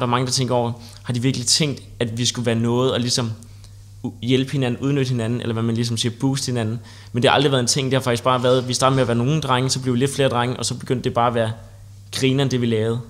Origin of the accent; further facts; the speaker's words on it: Copenhagen, Capital Region of Denmark, Denmark; Jeg kommer fra København